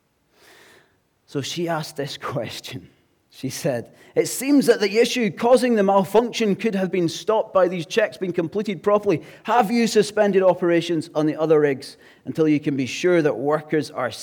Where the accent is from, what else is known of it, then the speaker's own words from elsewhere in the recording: Glasgow, Scotland, United Kingdom; now in English Riviera, United Kingdom; I'm from Glasgow